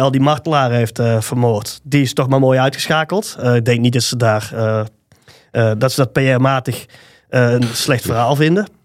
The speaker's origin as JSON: {"language": "Dutch", "town": "Tilburg", "region": "North Brabant", "country": "Netherlands", "said": "een overtuigd Tilburger."}